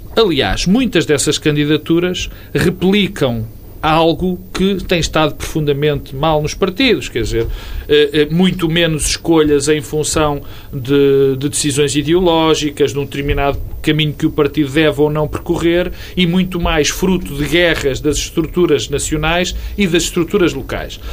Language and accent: Portuguese; Porto, Norte, Portugal; sítio onde eu nasci